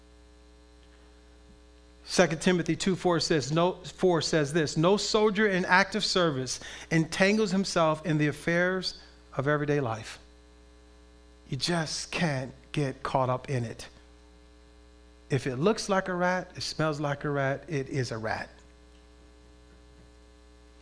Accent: Compton, California, United States; as a kid, I grew up in Southern California, in Compton

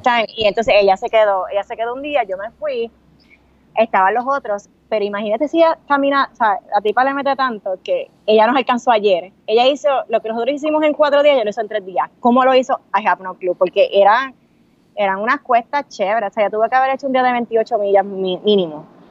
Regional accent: Puerto Rico; somos dos boricuas

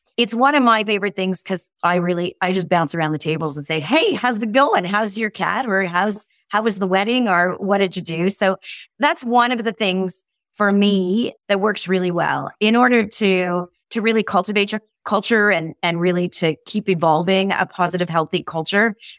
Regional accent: Canada; I'm truly Canadian

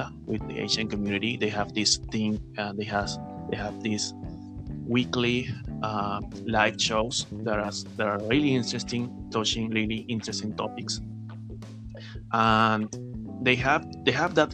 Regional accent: Venezuela; English is a second language; moved away as an adult; now in Peru; I'm from Venezuela, actually. I'm living in Peru since almost a couple of years now.

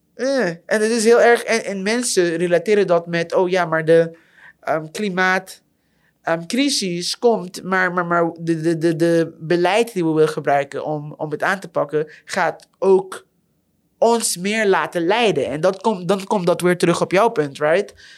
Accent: Curaçao; now in Netherlands; ik kom zelf uit Curaçao

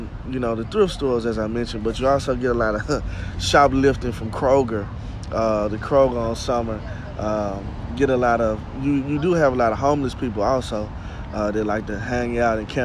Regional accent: Bolivar, Tennessee, United States; moved away as an adult; now in Memphis, United States; I'm originally from Bolivar, Tennessee.

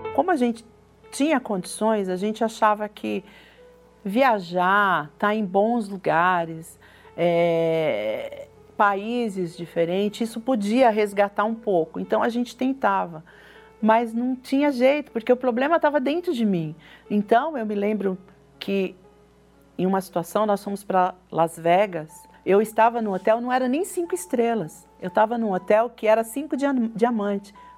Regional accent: São Paulo, Brazil; Nasci em São Paulo, na capital mesmo

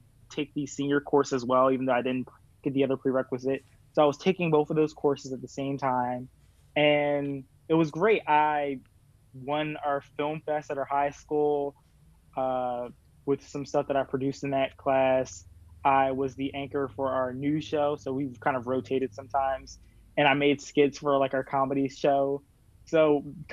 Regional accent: Cheltenham, Pennsylvania, United States; I'm from Cheltenham, which is a small, like, suburb outside of Philadelphia.

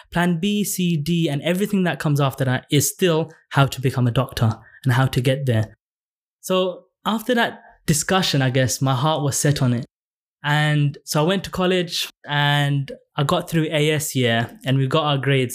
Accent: London, United Kingdom; I grew up in Tower Hamlets, and I went to a state school

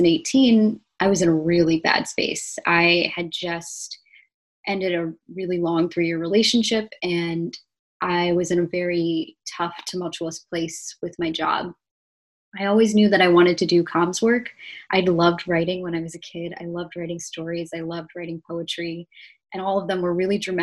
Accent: Ohio, United States; moved away as an adult; also born or lived in New York; I grew up in the Midwest. I spent most of my life in the suburbs of Ohio, which was a very idyllic, very nature-filled way to grow up.

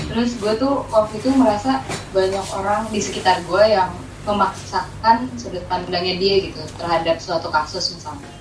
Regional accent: Bekasi, West Java, Indonesia; gue tuh mengakui gue anak Bekasi

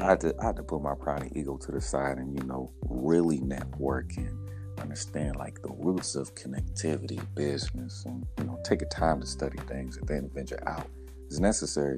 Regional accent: Indianapolis, Indiana, United States; born and raised in Indianapolis, Indiana, northeast side.

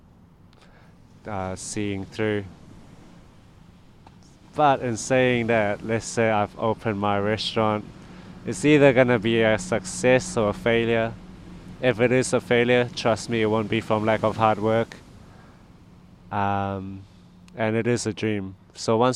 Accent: Thailand; where are you from? And I said Thailand.

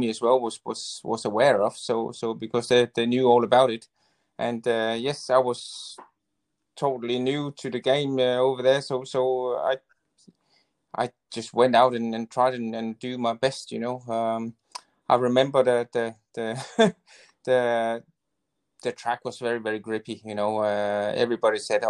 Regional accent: Denmark; moved away as an adult; totally different to what I was used to from Denmark

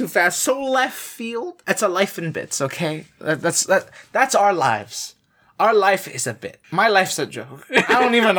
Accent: Canada; I'm a Canadian with Latino blood running through me, but I'm still Canadian. Okay, I was born here.

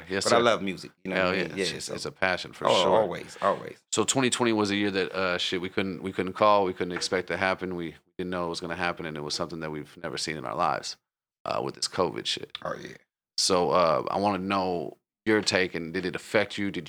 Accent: Oceanside, United States; but growing up in Oceanside, I'm sure you saw, you know, I know I have.

